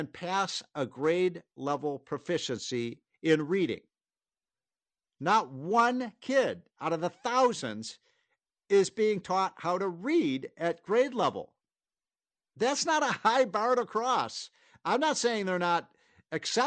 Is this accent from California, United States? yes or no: no; Chicago, Illinois, United States; moved away; I'm from Chicago